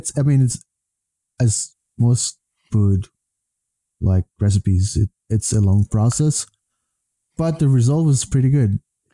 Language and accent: English; Canada; I'm Canadian. I speak French.